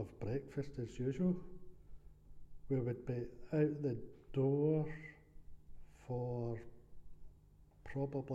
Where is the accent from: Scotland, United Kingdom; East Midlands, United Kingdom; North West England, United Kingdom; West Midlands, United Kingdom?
Scotland, United Kingdom; Glasgow; I grew up in a place called Auchinairn.